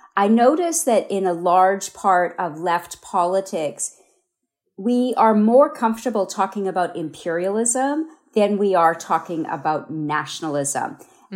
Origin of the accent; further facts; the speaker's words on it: Canada; moved away as an adult; also born or lived in India; now in Hawaii, United States; I was only five when we moved to Canada